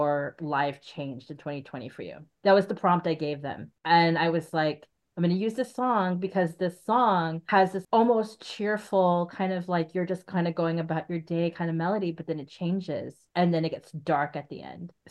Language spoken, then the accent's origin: English; Arizona, United States; now in Portland, United States; I'm from Arizona